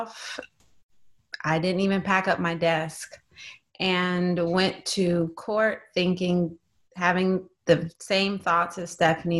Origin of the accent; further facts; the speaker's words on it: California, United States; I'm from California. I never left California